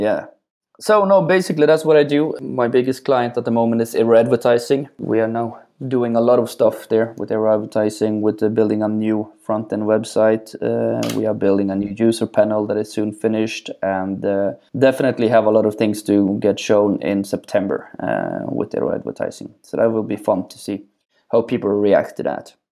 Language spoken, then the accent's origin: English; Norway; born or raised there; moved away as an adult